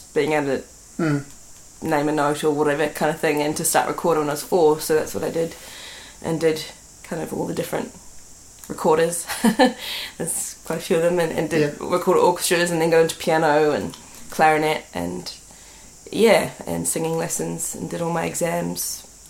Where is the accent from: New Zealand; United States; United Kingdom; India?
New Zealand; Auckland; Yeah, I'm from West Auckland.